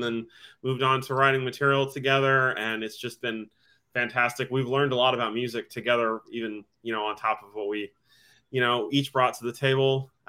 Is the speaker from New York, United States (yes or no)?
no; Vermont, United States; moved away; also born or lived in Portland; I'm originally from Vermont, but that statehood has now been stolen from me in the band, and you can talk about that in a little bit. I've lived in Portland on and off for like 15 years or something.